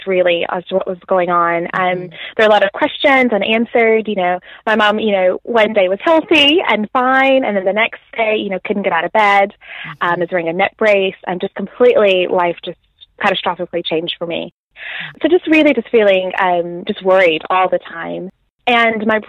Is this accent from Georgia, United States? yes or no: no; Nashville, Tennessee, United States; moved away as an adult; now in Birmingham, United Kingdom; I grew up in Nashville